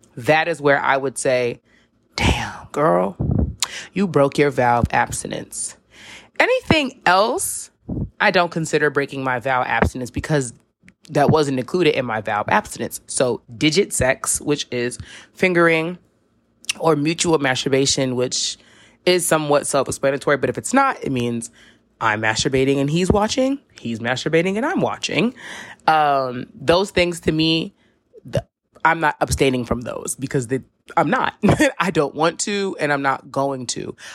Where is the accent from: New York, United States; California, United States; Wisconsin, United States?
New York, United States; New York City; I live in a metropolitan city. I'm from New York City